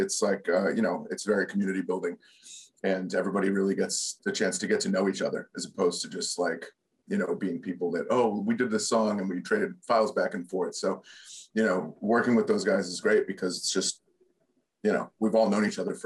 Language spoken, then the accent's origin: English; Worcester, Massachusetts, United States; now in Los Angeles, United States; my hometown is famous for something.